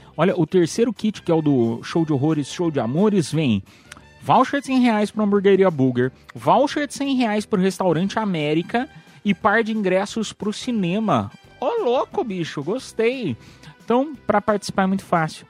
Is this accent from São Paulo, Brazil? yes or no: yes; Piedade, São Paulo, Brazil; sou de Piedade, interior de São Paulo